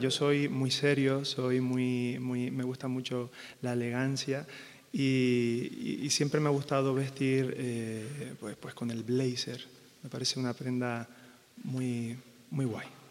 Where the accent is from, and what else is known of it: Canary Islands, Spain; moved away